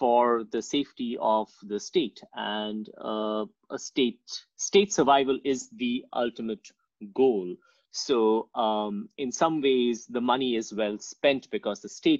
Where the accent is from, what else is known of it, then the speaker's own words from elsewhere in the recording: India; moved away; also born or lived in Calcutta; I grew up in India, and I did my bachelor's in Calcutta in Presidency College